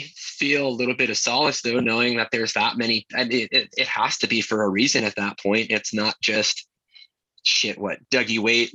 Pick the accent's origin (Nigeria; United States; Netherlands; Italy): United States; Bayshore, New York; also born or lived in Pennsylvania / New Jersey / Maryland / California; now in Salt Lake City, United States; So I'll just go from the beginning. I was born and raised in Bayshore, Long Island.